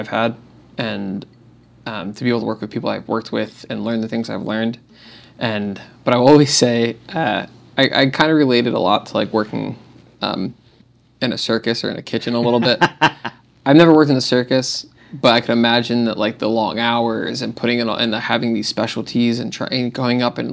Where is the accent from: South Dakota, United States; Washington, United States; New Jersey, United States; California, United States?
New Jersey, United States; moved away as an adult; now in Austin, United States; I'm from New Jersey.